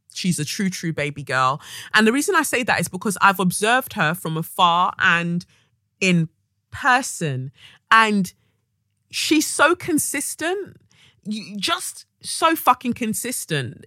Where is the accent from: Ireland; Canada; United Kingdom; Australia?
United Kingdom; our experience as Black British women of Nigerian, you know, of Nigerian heritage